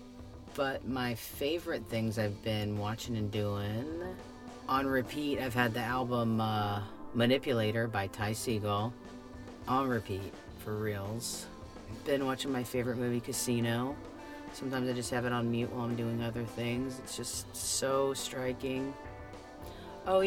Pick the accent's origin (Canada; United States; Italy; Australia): United States; Florida; growing up in Florida in the 90s.